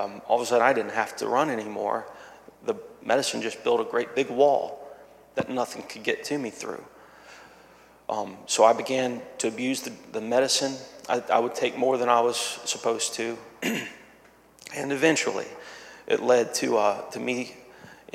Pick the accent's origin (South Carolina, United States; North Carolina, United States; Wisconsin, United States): South Carolina, United States; Myrtle Beach; moved away; I'm originally from Myrtle Beach, South Carolina